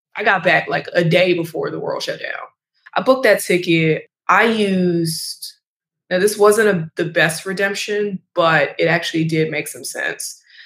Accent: United States; now in New York City, United States; I'm also an American and also have a U.S. passport

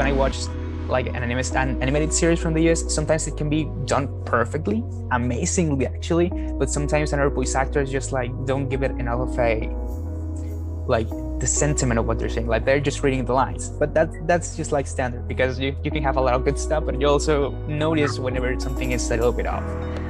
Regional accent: Mexico; as I said, I was raised in Mexico and I was raised on Spanish on Spanish dubs

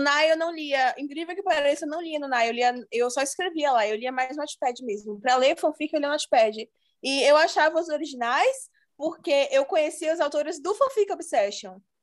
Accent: Bahia, Brazil; eu sou da Bahia

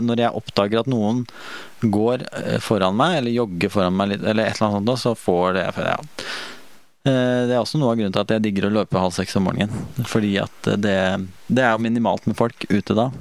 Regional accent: Sarpsborg, Østfold, Norway; moved away; hjemme i Sarp

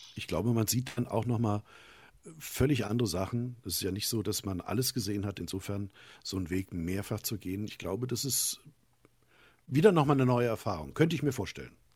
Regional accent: Hesse, Germany; bei uns in Hessen

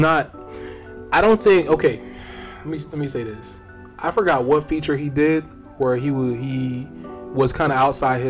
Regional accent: Broward County, Florida, United States; I'm from Broward

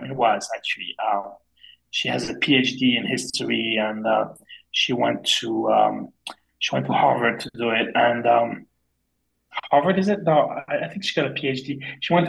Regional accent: Provence-Alpes-Côte d'Azur, France; born there; English is a second language; like for me, I was born on the French Riviera, which is this snotty, and I'm really not into this.

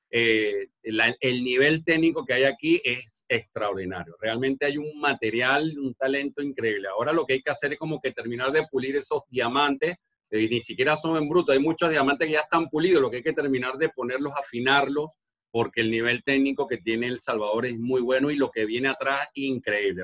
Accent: Margarita Island, Nueva Esparta, Venezuela; moved away; Yo soy de la isla de Margarita, al oriente de, Venezuela

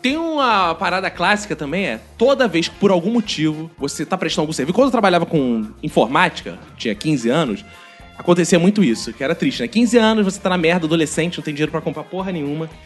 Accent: Jacarepaguá, Rio de Janeiro, Brazil; eu sou do interior de Jacarepaguá

